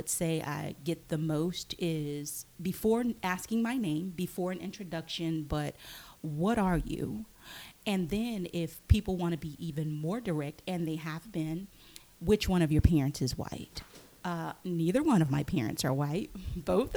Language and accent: English; North Louisiana, United States; moved away; I am from a very small town in Louisiana, North Louisiana, nowhere near New Orleans